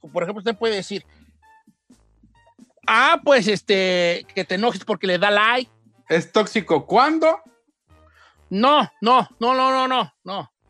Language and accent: Spanish; Guadalajara, Jalisco, Mexico; Es que yo soy de Guadalajara y ya